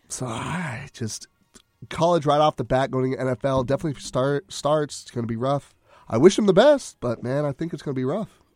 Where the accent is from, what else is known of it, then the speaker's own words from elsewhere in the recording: Conroe, Texas, United States; shout out to my hometown.